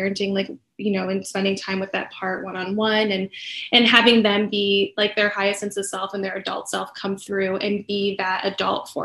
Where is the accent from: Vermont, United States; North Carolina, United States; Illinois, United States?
Illinois, United States; Chicago; moved away as an adult; now in Arizona, United States; I am originally from Chicago, moved out here about 11 years ago. So Arizona has been home for quite some time